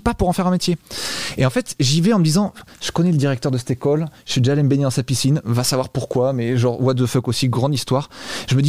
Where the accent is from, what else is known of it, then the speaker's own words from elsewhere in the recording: Bordeaux, Nouvelle-Aquitaine, France; now in Malaga, Spain; Je viens de Bordeaux